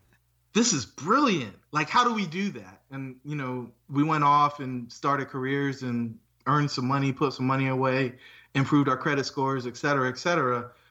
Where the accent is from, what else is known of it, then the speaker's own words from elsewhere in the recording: Fayetteville, North Carolina, United States; I grew up in Fayetteville, North Carolina.